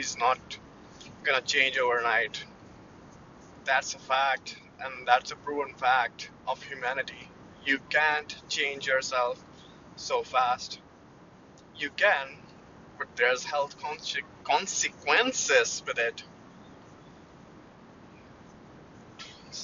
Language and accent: English; India; moved away as an adult; now in Canada; I'm Indian